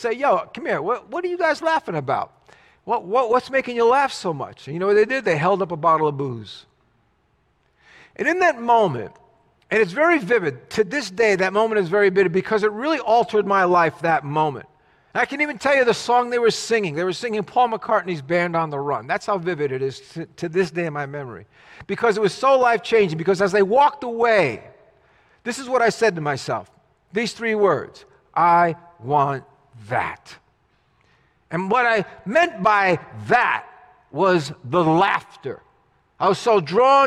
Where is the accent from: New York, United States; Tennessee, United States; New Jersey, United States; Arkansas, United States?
New Jersey, United States; As a kid growing up in Jersey